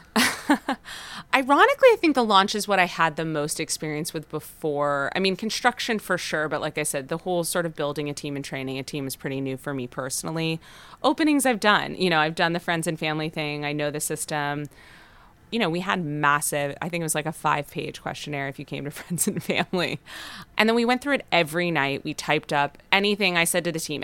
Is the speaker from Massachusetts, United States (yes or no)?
no; Los Angeles, California, United States; We're both from Los Angeles, born and raised.